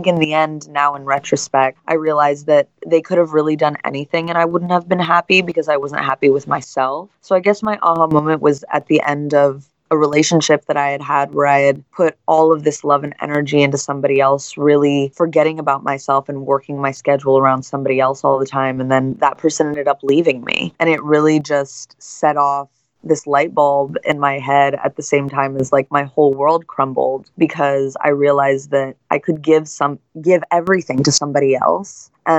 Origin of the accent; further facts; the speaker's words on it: San Francisco, California, United States; also born or lived in Hawaii; I'm originally from San Francisco, and I grew up between San Francisco, France, and Hawaii.